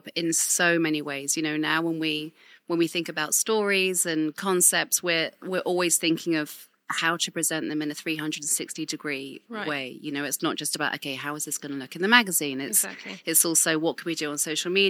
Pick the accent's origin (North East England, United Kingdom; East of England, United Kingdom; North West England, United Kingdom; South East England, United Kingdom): South East England, United Kingdom; Winchester; I grew up in Winchester in Hampshire.